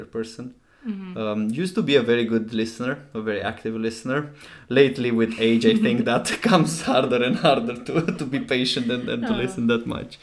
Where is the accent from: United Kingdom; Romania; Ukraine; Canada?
Romania; moved away; So, I'm from Romania originally. I grew up in a small town, 30,000 people.